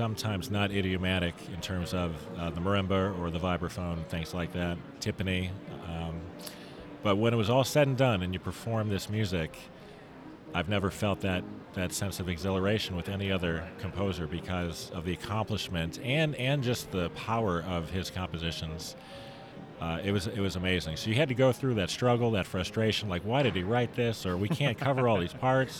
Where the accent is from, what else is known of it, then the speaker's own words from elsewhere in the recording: Chicago, Illinois, United States; I'm from the Midwest in the Chicago area.